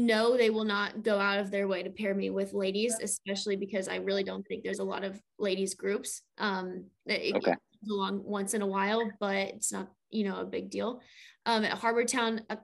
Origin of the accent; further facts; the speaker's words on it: Colorado, United States; moved away as an adult; also born or lived in California / East Tennessee; now in Florida, United States; I'm from Colorado